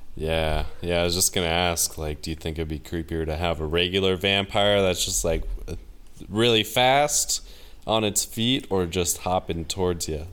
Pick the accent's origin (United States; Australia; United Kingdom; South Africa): United States; And they can just tell I'm American. And I was like, uh, you know, the, the States